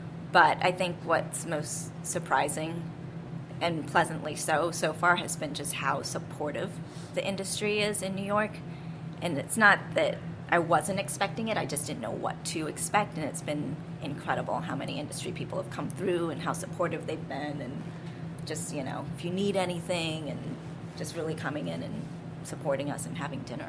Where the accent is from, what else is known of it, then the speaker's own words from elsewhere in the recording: Ubon, Ubon Ratchathani, Thailand; born there; I was born in Ubon, which is northeast near the Lao border.